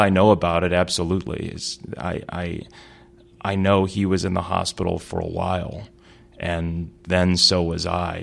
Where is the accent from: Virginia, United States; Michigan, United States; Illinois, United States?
Illinois, United States; Chicago; I grew up in Chicago for my first couple of years in the city. Then my family moved to the, the south suburbs of Chicago